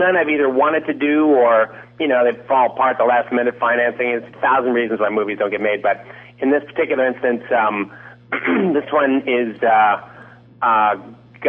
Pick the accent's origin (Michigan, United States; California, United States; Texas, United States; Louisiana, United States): Michigan, United States; Detroit; we grew up in Detroit together.